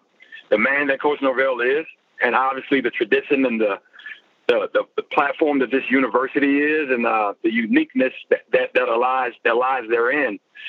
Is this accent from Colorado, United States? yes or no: no; Memphis, Tennessee, United States; Well, you know, I'm originally from Memphis, Tennessee. At least that's where I played high school football. I moved around a good bit when I was younger